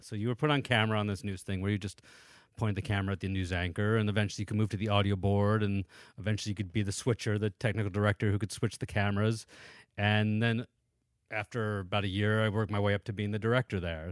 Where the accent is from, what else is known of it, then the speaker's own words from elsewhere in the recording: Danbury, Connecticut, United States; also born or lived in New York; I grew up mostly in Danbury, Connecticut, which is about an hour outside of New York City